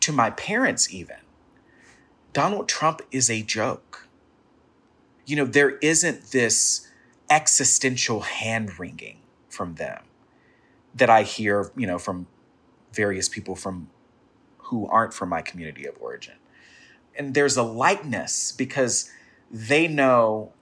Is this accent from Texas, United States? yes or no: yes; Texas, United States; I'm a Black Southern queer person, and really in my community of origin, my Afro-Baptist church I grew up in Texas